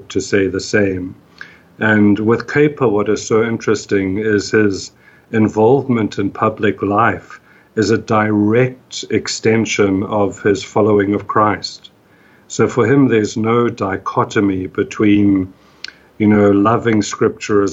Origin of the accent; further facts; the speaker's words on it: South Africa; moved away; I grew up in South Africa, in apartheid South Africa